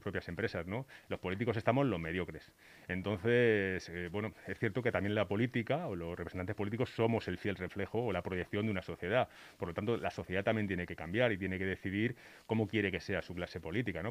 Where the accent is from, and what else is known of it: Spain; also born or lived in Batres